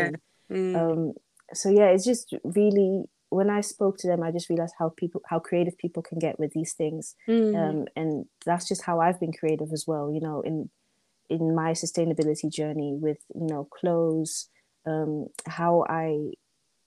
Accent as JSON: {"language": "English", "country": "Netherlands", "tie": "born or raised there", "said": "I was born in the Netherlands, for example, so I was born in the West"}